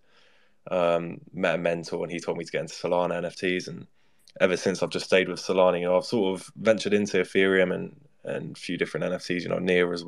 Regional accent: London, United Kingdom; I'm 19 years old. I'm from London

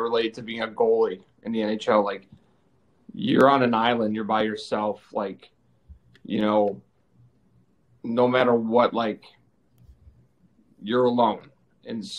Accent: Chicago, Illinois, United States; I'm from Chicago. You guys know that. Grew up here, so I live here now

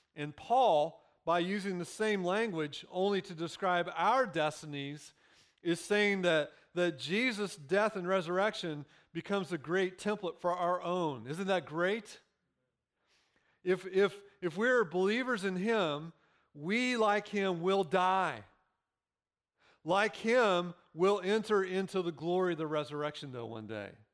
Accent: Central Illinois, United States; moved away; I grew up in Illinois. Literally, I grew up in the middle of cornfields. If you've been through Central Illinois

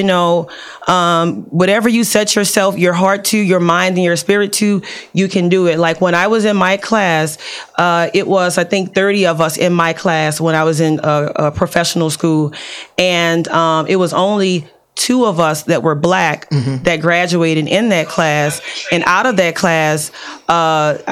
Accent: New Orleans, Louisiana, United States; moved away; I came from New Orleans. My mom was 23 with 4 kids

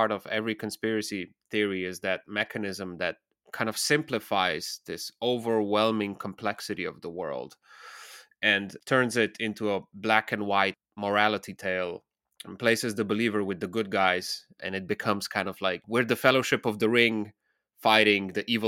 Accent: Slovenia; I'm originally from the Balkans, from Slovenia, and the whole Bill Gates saga exploded during Corona.

